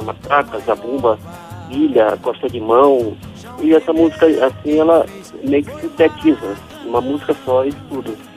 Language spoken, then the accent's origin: Portuguese; São Luís, Maranhão, Brazil; moved away as an adult; also born or lived in São Bento, Maranhão; now in Rio de Janeiro, Brazil; desde pequeno, né, já saí de São Bento de Bacurituba e fui para São Luís, depois de São Luís eu vim para o Rio